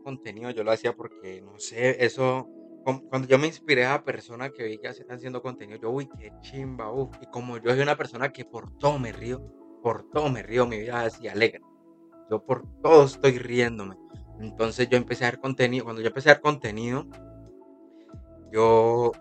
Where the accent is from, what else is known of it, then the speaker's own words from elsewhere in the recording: Tuluá, Valle del Cauca, Colombia; moved away as an adult; now in Cali, Colombia; yo soy de Tuluá. Yo soy de Tuluá, entonces cuando yo empecé a romper, a romper, yo sentí que eh, se me estaba haciendo un poquito pequeño el, el pueblo donde yo soy